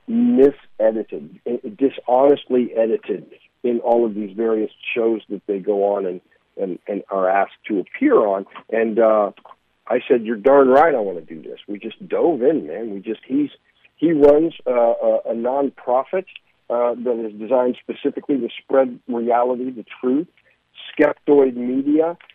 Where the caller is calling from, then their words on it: Studio City, California, United States; I am not calling you from Emeryville. I'm calling you from Studio City.